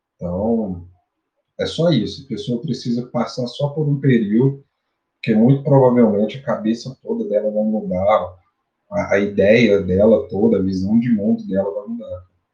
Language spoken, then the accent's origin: Portuguese; Araxá, Minas Gerais, Brazil; vindo do interior, do interior de Minas Gerais, sou de Araxá